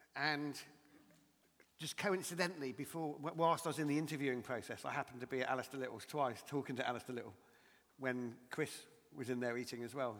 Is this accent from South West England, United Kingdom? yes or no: yes; Dorset, South West England, United Kingdom; my hometown in Dorset in Lyme Regis